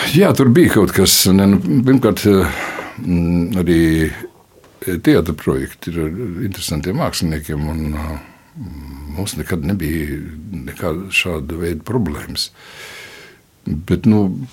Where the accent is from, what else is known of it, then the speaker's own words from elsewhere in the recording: Latvia; es esmu tāds pats latviečs.